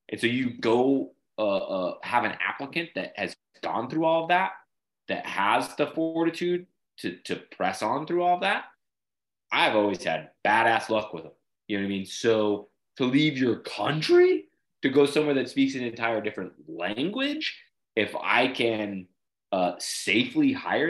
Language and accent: English; Salt Lake City, Utah, United States; moved away as an adult; also born or lived in California; now in Louisiana, United States; I grew up in Salt Lake City, Utah, I left when I was 20